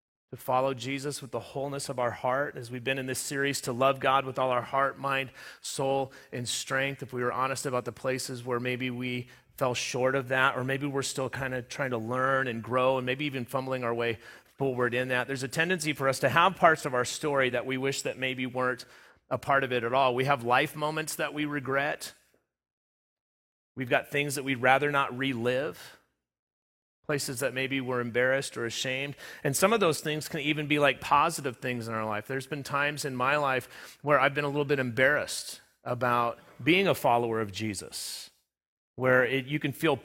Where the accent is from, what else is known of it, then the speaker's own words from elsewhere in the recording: Southern California, United States; also born or lived in Front Range, Colorado; now in Sterling, United States; I grew up in Southern California, lived in the Front Range through 2003 on until I ended up here.